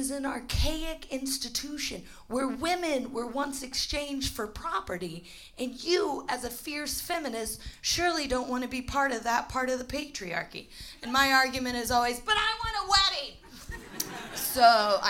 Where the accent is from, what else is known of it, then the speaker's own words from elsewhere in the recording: United States; moved away as an adult; now in London, United Kingdom; I'm American, I'm the real deal, purebred and unapologetic